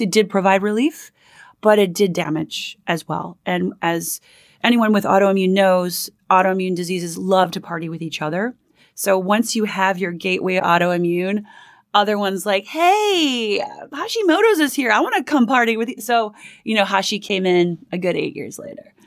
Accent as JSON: {"language": "English", "town": "Minneapolis", "region": "Minnesota", "country": "United States", "tie": "born or raised there", "also_born_or_lived": "Manhattan, New York", "moved": "as an adult", "lives_now": "New York, United States", "said": "I grew up in Minneapolis, Minnesota, a family of five, and I moved out to Manhattan when I was about eighteen years old, and I've been here ever since"}